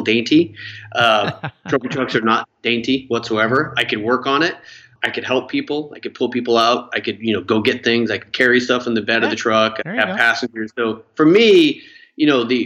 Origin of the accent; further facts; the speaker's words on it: Wyoming, United States; growing up in Wyoming